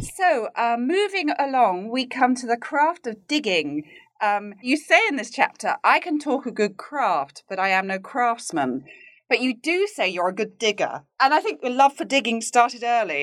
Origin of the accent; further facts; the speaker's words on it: United Kingdom; now in United States; being a Brit who lives in the U S